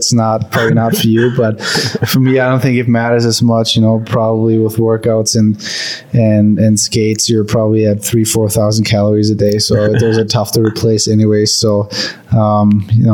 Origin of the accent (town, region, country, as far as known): Germany; born or raised there; moved away